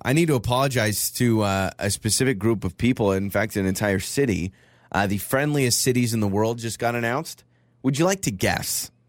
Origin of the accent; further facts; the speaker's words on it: United States; Maybe I just thought as an American in London, they don't like me.